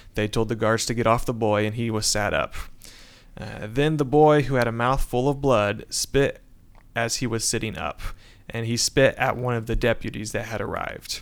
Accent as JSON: {"language": "English", "town": "Warren", "region": "Indiana", "country": "United States", "said": "I am from Warren, Indiana"}